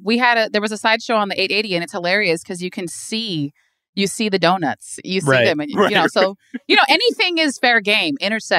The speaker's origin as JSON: {"language": "English", "town": "Hayward", "region": "California", "country": "United States", "lives_now": "Oakland, United States", "said": "I'm an East Bay girl, so I'm from Hayward, but live in Oakland."}